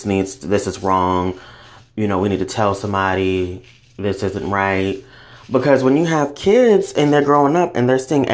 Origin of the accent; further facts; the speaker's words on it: the South, United States; I grew up in the South